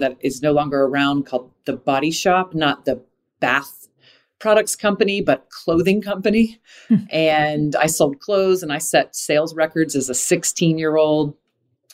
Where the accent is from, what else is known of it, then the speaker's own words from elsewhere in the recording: Jacksonville, Florida, United States; I grew up in Jacksonville, Florida, where Hooters, it was the third city Hooters was ever